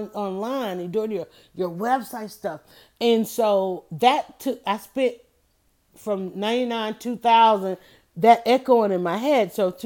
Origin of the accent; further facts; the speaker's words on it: Atlanta, Georgia, United States; because I was known all around the world and saying I was from Atlanta, everybody wanted to know about Atlanta.